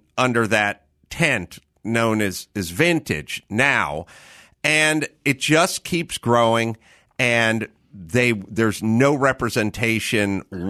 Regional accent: North Hollywood, California, United States; I'm not interested in tours of the house I grew up in North Hollywood.

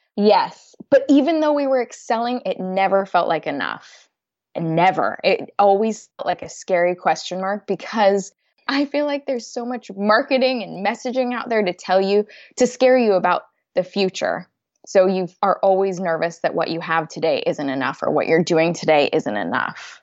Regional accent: United States; moved away as an adult; now in London, United Kingdom; I'm an American expat living in London

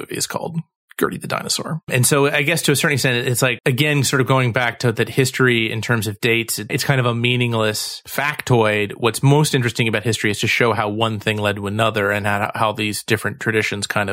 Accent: Cleveland, Ohio, United States; I'm from Cleveland, like Harvey is

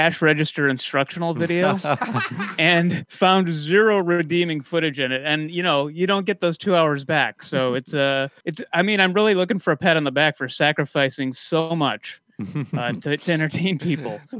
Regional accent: Wisconsin, United States; moved away; also born or lived in Minneapolis; I grew up in Wisconsin

